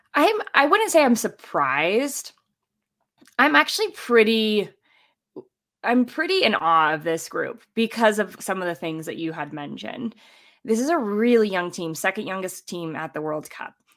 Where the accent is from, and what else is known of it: United States; also born or lived in Columbus, Ohio; now in Colorado, United States